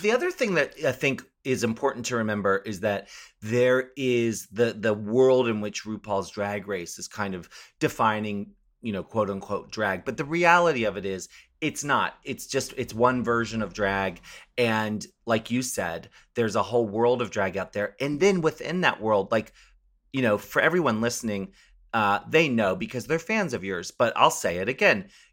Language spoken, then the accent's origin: English; Maryland, United States; I grew up in Maryland